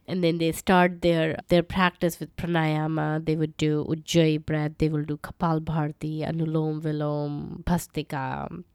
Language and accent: English; around Delhi and Uttar Pradesh, North India, India; moved away as an adult; also born or lived in Calcutta, India / Edinburgh, United Kingdom; I grew up in India, North India, around Delhi